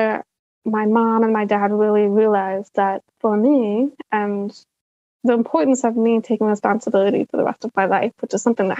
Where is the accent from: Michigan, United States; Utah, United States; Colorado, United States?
Utah, United States; Salt Lake City; I grew up in Salt Lake City, Utah